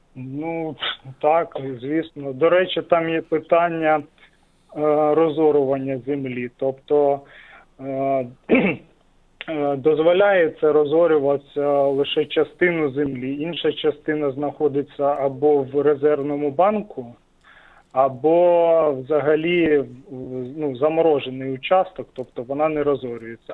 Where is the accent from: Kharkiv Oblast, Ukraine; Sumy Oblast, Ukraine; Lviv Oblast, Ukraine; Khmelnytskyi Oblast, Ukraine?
Sumy Oblast, Ukraine; з Сумщини